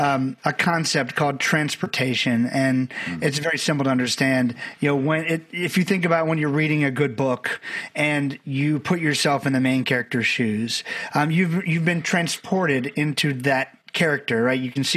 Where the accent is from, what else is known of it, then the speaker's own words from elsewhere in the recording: Barbados; I'm from Barbados, had a great family, but we didn't know a lot of people.